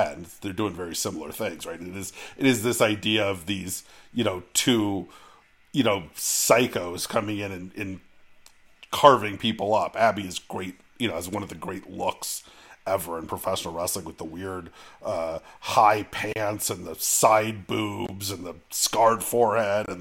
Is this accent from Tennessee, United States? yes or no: no; Bay Area, California, United States; a kid growing up in the Bay Area in the 1980s